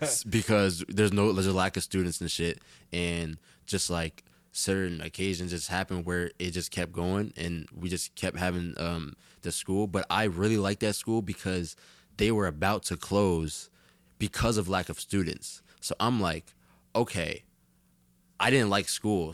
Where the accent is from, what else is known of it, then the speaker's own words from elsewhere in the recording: Jersey City, New Jersey, United States; I am from Jersey City